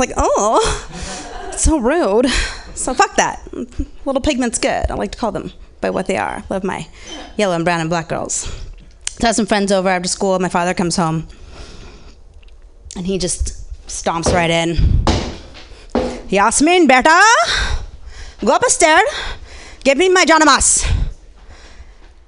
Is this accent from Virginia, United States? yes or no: no; Orange County, Southern California, United States; I grew up in Orange County, Southern California, mixed girl